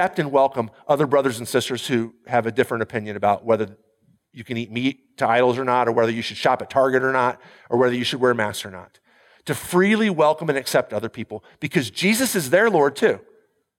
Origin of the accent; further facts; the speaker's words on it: United States; I'm an American